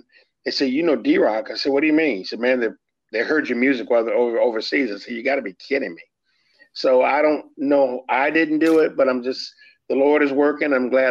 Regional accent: Los Angeles, California, United States; now in Tennessee, United States; I'm a Texan at heart, man. My family's from there, except for me. I'm born and raised in L.A., but mom and dad are Texans.

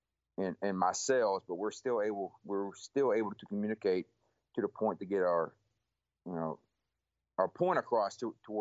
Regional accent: Cleveland, Texas, United States; Born and raised in Texas, East Texas, just north of Houston. Graduated the same high school my parents graduated from, which is Cleveland High School.

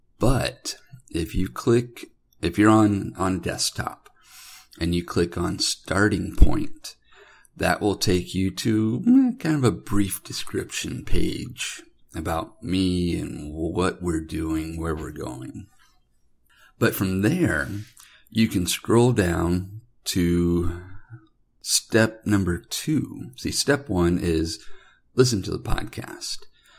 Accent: Sarasota, Florida, United States; As a kid, I grew up in Florida. I was born in Sarasota, Florida, and we bounced around quite a few different locations as I was growing up.

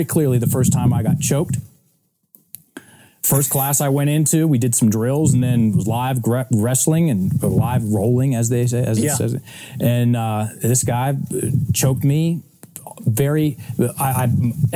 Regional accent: Richmond, Virginia, United States; I was born and raised in Richmond, Virginia

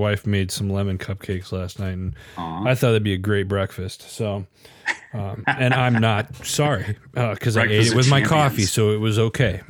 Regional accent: Midwest, United States; also born or lived in Arizona; I grew up in the Midwest, and then I lived in Arizona for 25 plus years, and very fast paced life.

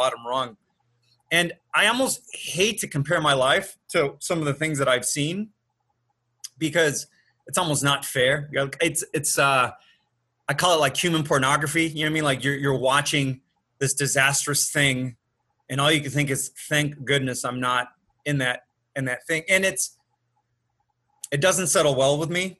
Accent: United States; being an American, just being in a first world country like the United States

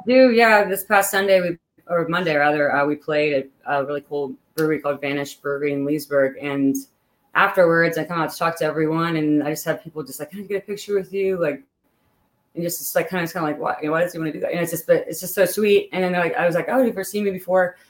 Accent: Pittsburgh, Pennsylvania, United States; moved away as an adult; now in Northern Virginia, United States; I grew up in Pittsburgh, Pennsylvania.

